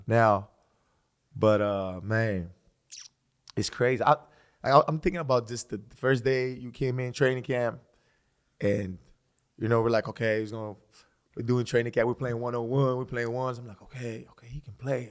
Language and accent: English; Greece; moved away; I was born and raised in Greece